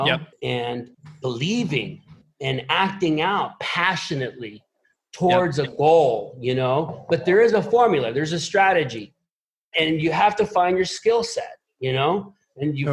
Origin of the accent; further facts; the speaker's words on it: Puerto Rico; I was born here in Puerto Rico